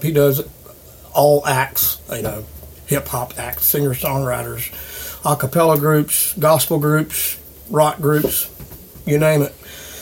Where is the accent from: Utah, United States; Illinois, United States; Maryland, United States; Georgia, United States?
Georgia, United States; Acworth; I was raised in Ackworth. Back when I was a kid, Ackworth was literally a one red light town.